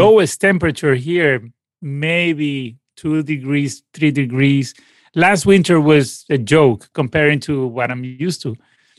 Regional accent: Caracas, Capital District, Venezuela; born there; Sure. I mean, I was born in Caracas, and both my parents are musicians as well.

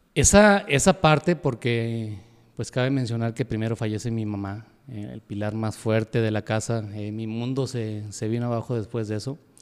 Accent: Yahualica, Jalisco, Mexico; yo soy de Yagualica, soy de Yagualica

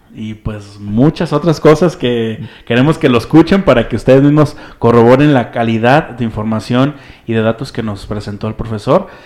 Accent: San Martín Hidalgo, Jalisco, Mexico; somos de San Martín, así sin el Hidalgo

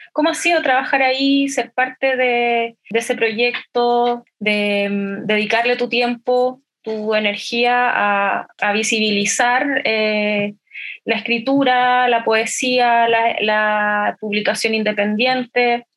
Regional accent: Santiago, Santiago Metropolitan Region, Chile; yo soy de Santiago

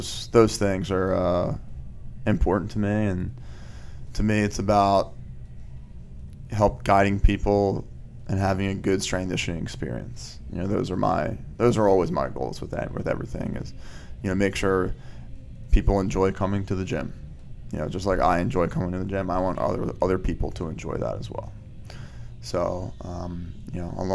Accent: Wallingford, Pennsylvania, United States; also born or lived in Aston, Pennsylvania; I grew up in Wallingford, and now I live in Aston, which is all Delco.

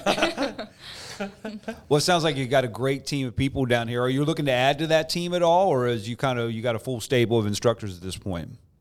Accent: Morgantown, West Virginia, United States; growing up in Morgantown like I did

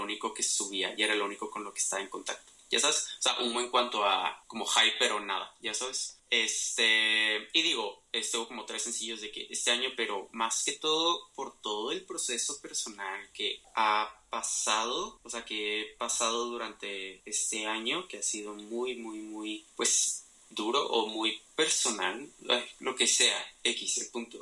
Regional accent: Mexico; nuestra identidad como mexicanos

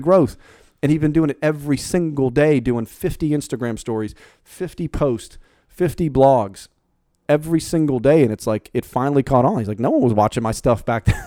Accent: Pittsburgh, Pennsylvania, United States; moved away; I'm the Yankee from Pittsburgh who literally has been different down in this this part of town since day one

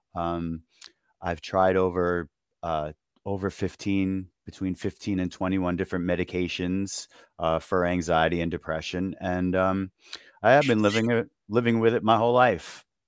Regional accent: Long Island, New York, United States; I'm from New York. I grew up on Long Island

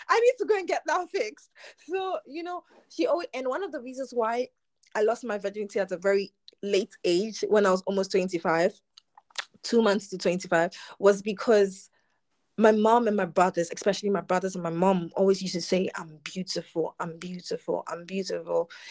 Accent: Ghana; born or raised there

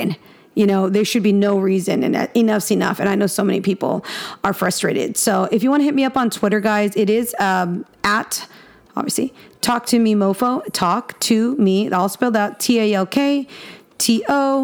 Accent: Texas, United States; I'm a Texan

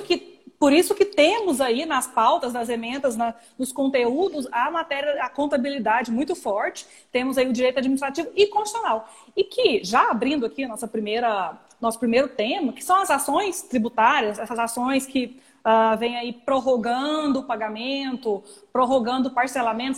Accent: Goiânia, Goiás, Brazil; also born or lived in São Paulo; eu sou de Goiânia, moro em Goiânia, mas fiquei cinco anos em São Paulo.

